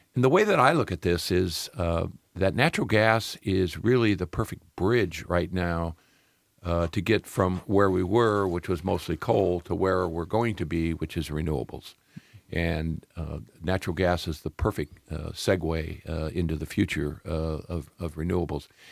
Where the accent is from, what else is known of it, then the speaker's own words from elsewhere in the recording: Peoria, Illinois, United States; moved away; also born or lived in Florida; I'm a Midwest boy. I, uh, actually was born in Peoria, Illinois